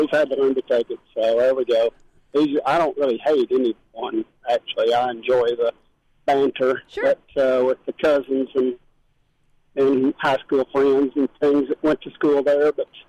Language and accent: English; Fort Smith, Arkansas, United States; born there; also born or lived in Rogers; I was born in Fort Smith and moved here from Rogers, so I've been right in the middle of them most of my life, but never could become a fan.